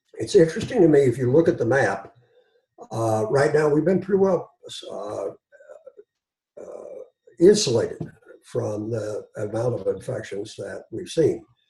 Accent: Martin, Kentucky, United States; also born or lived in Wheelwright, Kentucky / Hazard, Kentucky / Morehead, Kentucky; I grew up in Martin, Kentucky, which was also in Floyd County

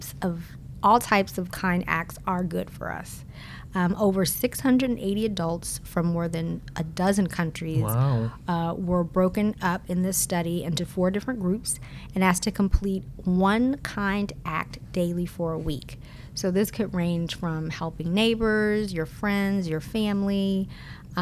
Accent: San Francisco, California, United States; now in South Florida, United States; I'm originally from San Francisco, so I was constantly going back

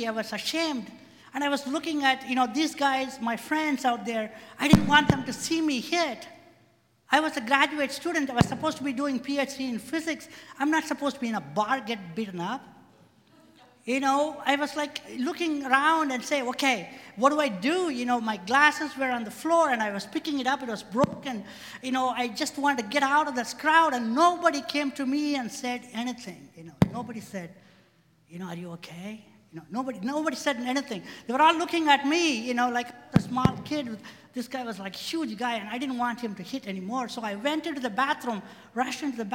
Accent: India; moved away as an adult; also born or lived in Indiana, United States; now in United States; I came from India to Indiana to go to grad school. I was 20-something

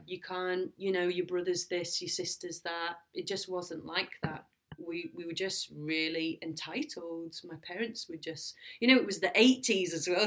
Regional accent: Lancashire, North West England, United Kingdom; I'm from Lancashire and we lived on an estuary and I used to walk by the river all the time

